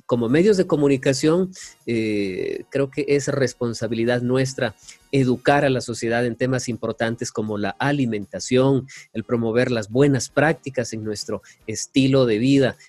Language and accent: Spanish; Ecuadorian coast, Ecuador; soy costeño